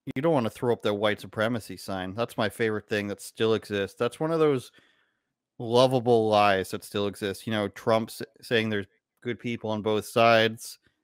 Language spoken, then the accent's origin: English; Canada